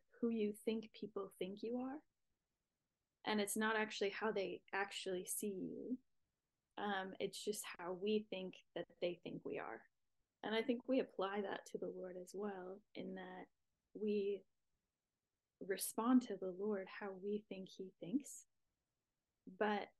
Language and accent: English; Wisconsin, United States; now in Redding, United States; I live in Redding, California. I'm originally from Wisconsin, so I'm a Midwest girl at heart